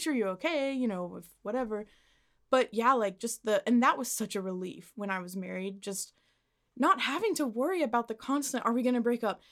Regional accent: Arlington, United States; I got to my hometown

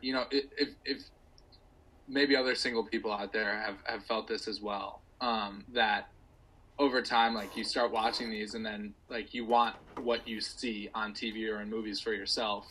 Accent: United States; an American

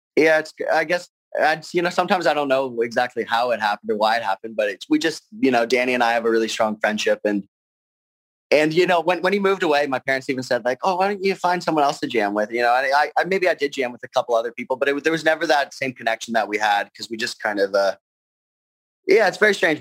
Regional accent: Burlington, Ontario, Canada; also born or lived in Argentina; I'm from Burlington, Ontario

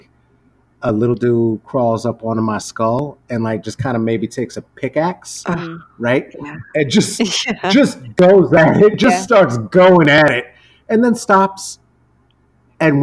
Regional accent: United States; I grew up in the United States

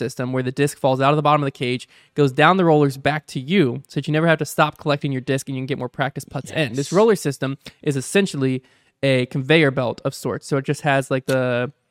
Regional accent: Michigan, United States; Hi, guys. … I'm from Michigan.

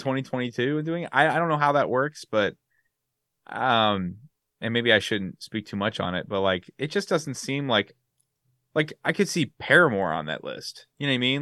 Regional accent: West Coast, United States; moved away; I'm from the West Coast

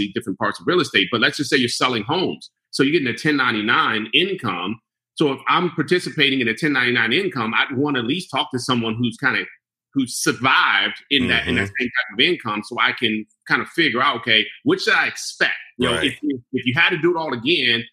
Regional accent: Prince George's County, Maryland, United States; I grew up in Prince George's County

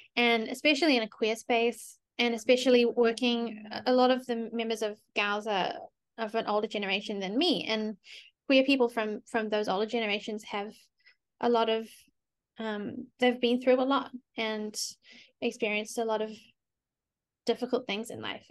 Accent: New Zealand; moved away as an adult; now in United States; why do I speak English if I'm from New Zealand

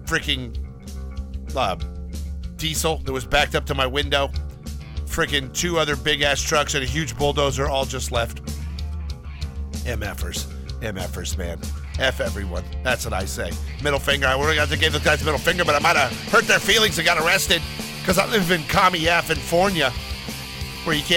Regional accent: United States; I'm an American

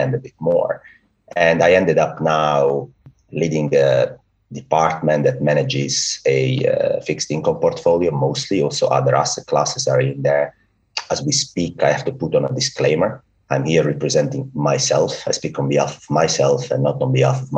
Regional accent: Italy; accent: Italian; English is a second language; I'm Italian. Well, I guess by my accent you've got that already

